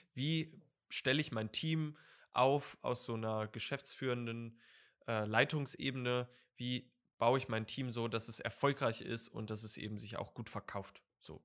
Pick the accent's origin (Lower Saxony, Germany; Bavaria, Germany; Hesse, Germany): Lower Saxony, Germany; ich komme aus Niedersachsen